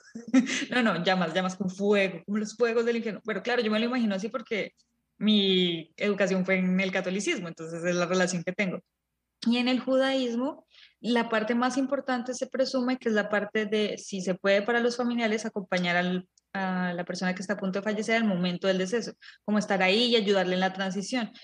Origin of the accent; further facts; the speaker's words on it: Colombia; nosotros nacimos y crecimos en Colombia